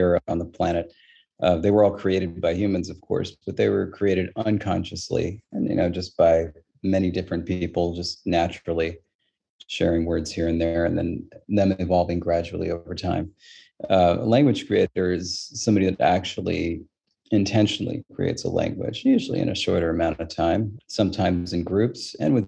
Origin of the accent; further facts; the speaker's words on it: California, United States; I'm from California and I'm a language creator